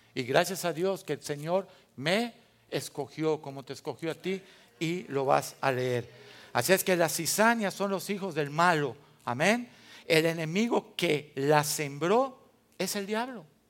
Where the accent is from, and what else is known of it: Mexico